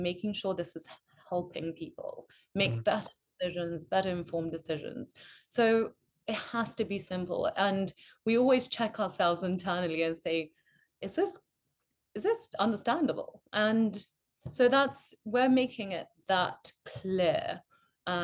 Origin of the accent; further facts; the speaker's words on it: Mongolia; moved away; also born or lived in United Kingdom; I'm British, originally from Mongolia